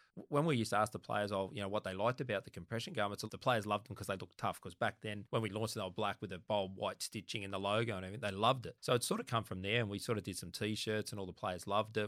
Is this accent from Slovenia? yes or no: no; Sydney, New South Wales, Australia; I was born actually in Lenten Parade in Waterloo, so about, it's only about a hundred metres from Redfern Oval.